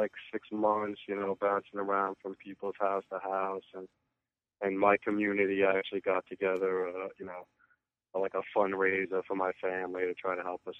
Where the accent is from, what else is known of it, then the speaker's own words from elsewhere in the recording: New York, United States; I have Shady Threes. I'm up from New York.